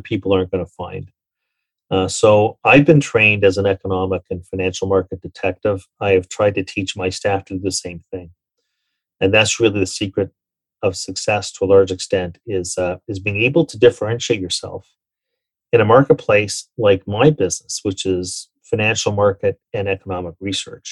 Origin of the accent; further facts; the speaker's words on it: Toronto, Ontario, Canada; also born or lived in New York; when I left Merrill Lynch in 2009 in New York and came back home to Toronto